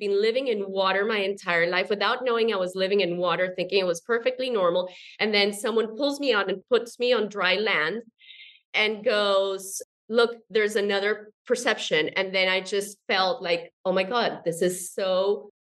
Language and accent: English; Colombia; I'm from Colombia, South America